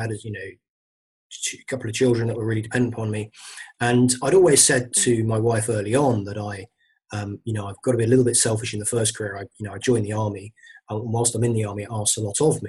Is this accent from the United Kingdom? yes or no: yes; London, United Kingdom; I came from London originally